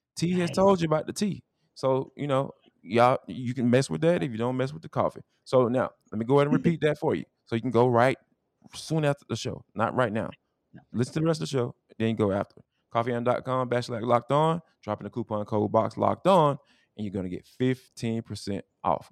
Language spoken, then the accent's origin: English; Atlanta, Georgia, United States; accent: Atlanta dialect; I'm from Atlanta.